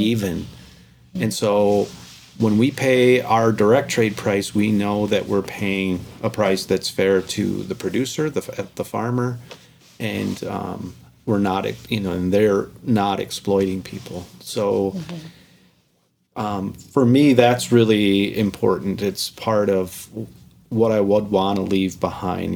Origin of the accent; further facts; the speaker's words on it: United States; I was born in America